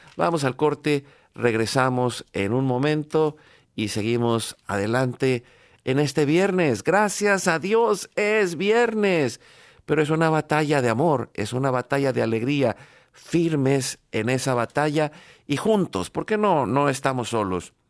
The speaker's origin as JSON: {"language": "Spanish", "country": "Mexico", "tie": "born or raised there", "said": "nosotros en México nacimos en los años 70"}